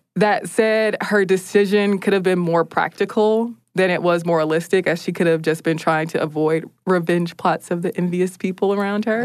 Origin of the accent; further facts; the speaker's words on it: United States; as an American